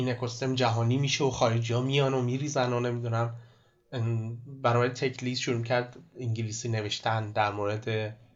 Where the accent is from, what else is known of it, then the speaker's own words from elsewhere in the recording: Abadan, Khuzestan, Iran; من آبادانی هستم